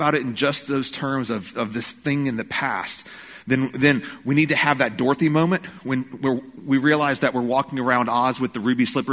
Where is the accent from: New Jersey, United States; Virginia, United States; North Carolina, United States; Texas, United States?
North Carolina, United States; Rocky Mount; now in Greensboro, United States; Growing up in Rocky Mount, I went all the time